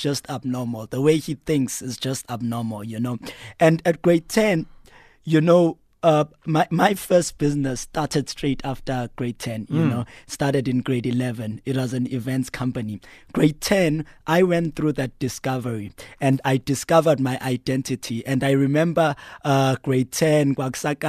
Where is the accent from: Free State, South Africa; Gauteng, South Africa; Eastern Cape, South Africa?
Eastern Cape, South Africa; Mount Frere; moved away; also born or lived in Pietermaritzburg; When I was born there, I grew up with my grandmother and my mother